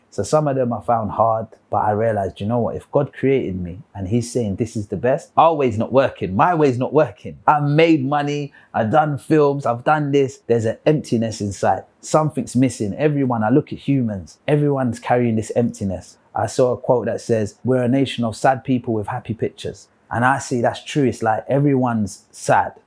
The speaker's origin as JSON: {"language": "English", "region": "London", "country": "United Kingdom", "tie": "born or raised there", "said": "I was born and raised in London, the United Kingdom, and I was raised as a Christian. Spent most of my childhood in South London on a council estate"}